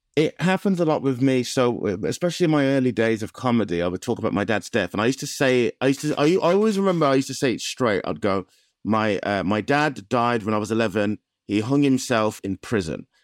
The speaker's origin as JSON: {"language": "English", "area": "Black Country", "region": "West Midlands", "country": "United Kingdom", "said": "I'm from the Black Country"}